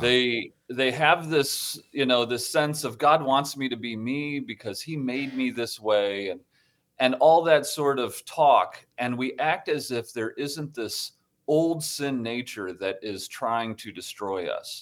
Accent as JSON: {"language": "English", "town": "Toledo", "region": "Ohio", "country": "United States", "tie": "born or raised there", "moved": "yes", "said": "I grew up in Ohio, um, and, uh, in Toledo, Ohio"}